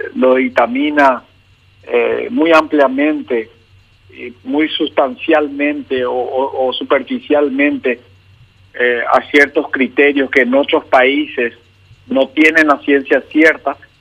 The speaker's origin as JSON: {"language": "Spanish", "town": "San Lorenzo", "region": "Central", "country": "Paraguay", "tie": "born or raised there", "said": "voto y me crié en San Lorenzo, así que esta es mi ciudad"}